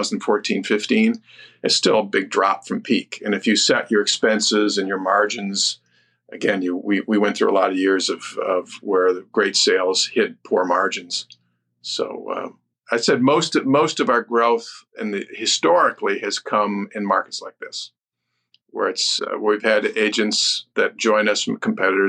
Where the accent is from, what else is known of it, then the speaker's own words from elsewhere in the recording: Detroit, Michigan, United States; I'm from Detroit.